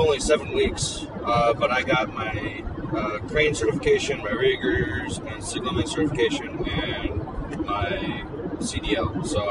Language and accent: English; Colville, Washington, United States; also born or lived in Alaska; we grew up in Colville and went to high school together and stuff. I moved around myself a lot. I'm from Alaska originally and I work in Alaska now.